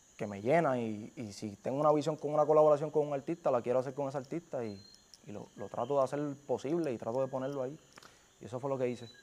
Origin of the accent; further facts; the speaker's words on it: Carolina, Puerto Rico; es Carolina, yo soy de Carolina